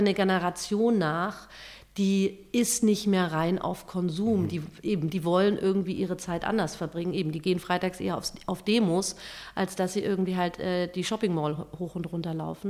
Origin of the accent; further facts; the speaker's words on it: Germany; bei uns in Deutschland